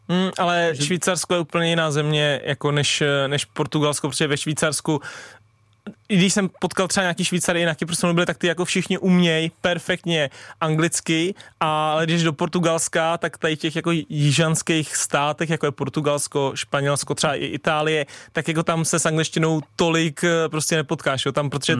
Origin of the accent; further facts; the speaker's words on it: Tuchlovice, Central Bohemian Region, Czechia; já jsem vlastně hrával jako malej za Stochov, protože u nás v Tuchlovicích ještě nebyly takovýhle prckové